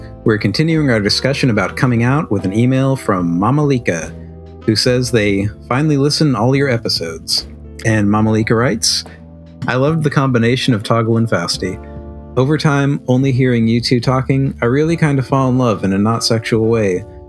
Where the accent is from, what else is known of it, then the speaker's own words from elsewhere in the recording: Germany; English is a second language; I'm from Germany, and here we have the Zeta Verein.